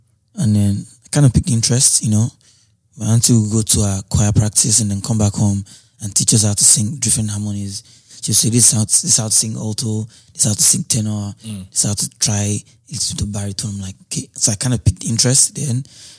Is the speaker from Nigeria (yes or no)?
yes; Lagos, Nigeria; Lagos, Ifeako Ajayi.